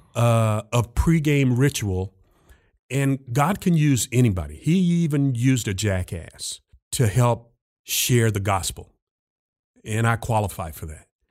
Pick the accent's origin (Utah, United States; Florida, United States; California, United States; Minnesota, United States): Florida, United States; Jacksonville; taught high school history back in my hometown of Jacksonville, Florida, at my high school